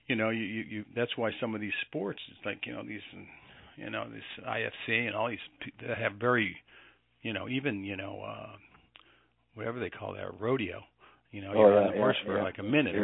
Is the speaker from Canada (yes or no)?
yes; Canada; you're talking to a guy that was mostly American, and I'm a Canadian.